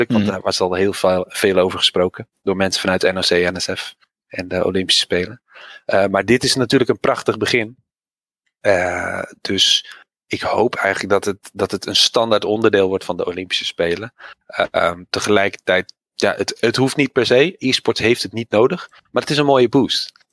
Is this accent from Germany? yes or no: no; Netherlands; Als Nederlander.